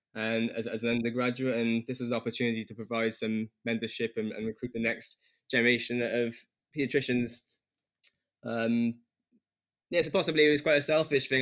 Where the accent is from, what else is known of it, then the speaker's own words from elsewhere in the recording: Newport, Wales, United Kingdom; also born or lived in London; I'm from Newport area of Wales and returned back to Wales after um, med school